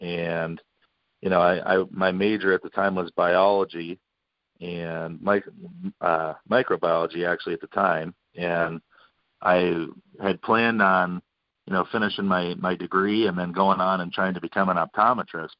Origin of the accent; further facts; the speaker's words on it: Jefferson, Ohio, United States; Jefferson's my hometown, as you know, and that's just, you know, where I've been